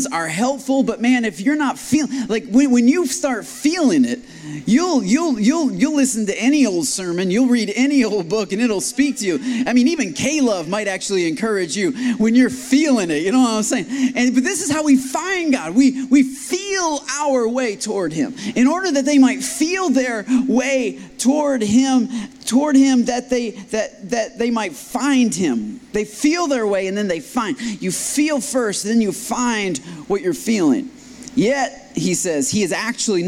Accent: Michigan, United States; now in Austin, United States; I was born up in Michigan

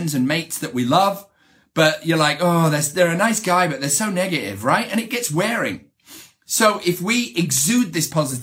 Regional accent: the north of England, United Kingdom; accent: British; moved away as an adult; now in United States; growing up in England, and I grew up in Northern England, which is kind of a tough area to grow up

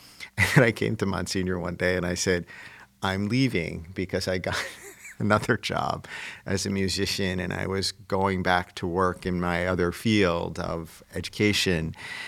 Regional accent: New York, United States; because I'm a New Yorker, like you are, and it helped me to make my way to Bridgeport to be a priest over many years.

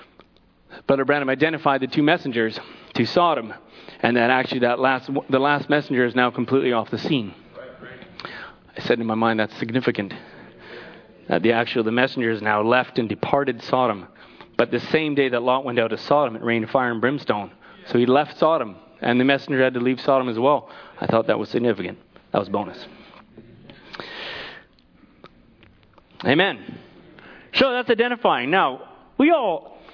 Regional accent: Canada; I'm Canadian

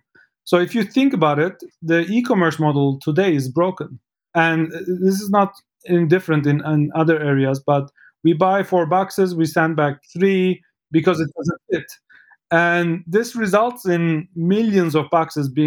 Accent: Istanbul, Turkey; moved away; I'm from Istanbul, Turkey

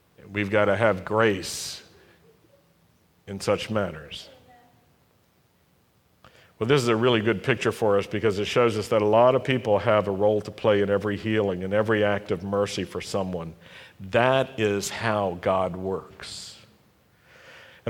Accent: Roanoke, Virginia, United States; When I was a young Jewish lad growing up in Roanoke, Virginia in the 50s and 60s

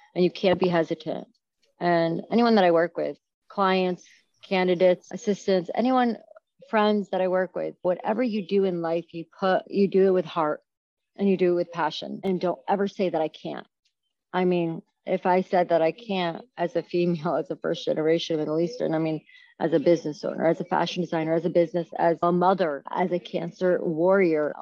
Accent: New York, United States; moved away as an adult; now in St. Louis, United States; as a New Yorker

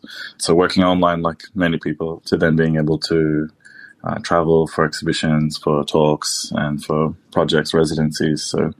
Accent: East Coast, Australia; also born or lived in Niue / Samoa; So I was born in Niue country and grew up in different First Nations territories across the east coast of Australia and also in our lands in Samoa.

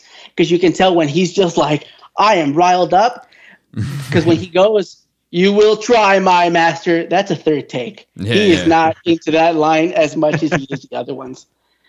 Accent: California, United States; as a Californian

